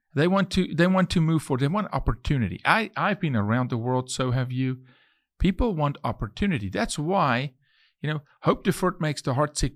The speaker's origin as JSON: {"language": "English", "country": "South Africa", "moved": "as an adult", "lives_now": "Texas, United States", "said": "I'm from South Africa, but I'm Texan"}